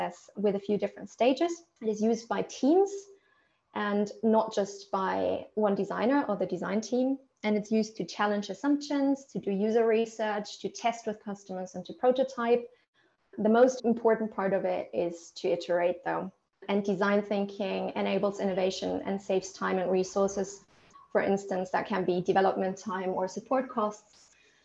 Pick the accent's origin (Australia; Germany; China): Germany; moved away as an adult; also born or lived in Italy; now in United Kingdom; I'm originally from Germany